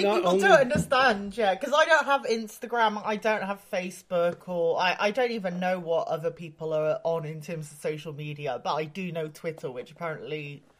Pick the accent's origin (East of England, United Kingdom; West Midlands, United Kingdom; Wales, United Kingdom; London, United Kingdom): Wales, United Kingdom; moved away as an adult; also born or lived in Japan; I'm originally from Wales, but I spent almost my whole adult life in Japan, actually.